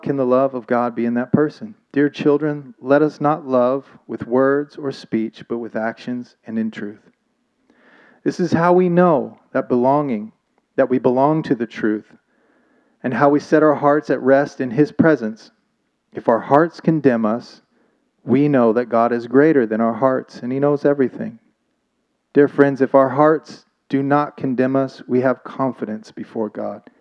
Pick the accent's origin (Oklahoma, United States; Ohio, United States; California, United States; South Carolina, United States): Oklahoma, United States; moved away; also born or lived in Thailand; I'm from Oklahoma